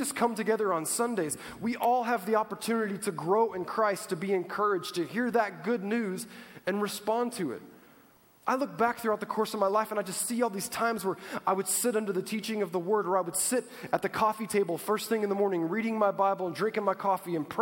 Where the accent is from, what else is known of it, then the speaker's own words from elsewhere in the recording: United States; I was born in the United States of America